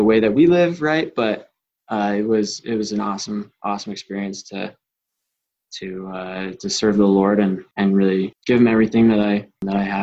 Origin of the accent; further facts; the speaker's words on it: Utah, United States; From Utah, born and raised